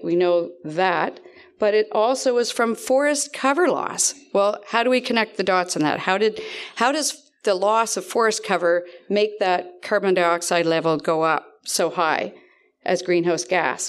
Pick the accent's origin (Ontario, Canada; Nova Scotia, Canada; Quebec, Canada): Nova Scotia, Canada; East Dalhousie; I'm from East Dalhousie